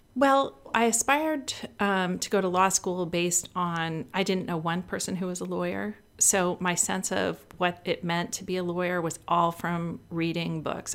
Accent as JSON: {"language": "English", "region": "Northern California", "country": "United States", "tie": "born or raised there", "moved": "yes", "said": "I grew up in a small town in Northern California"}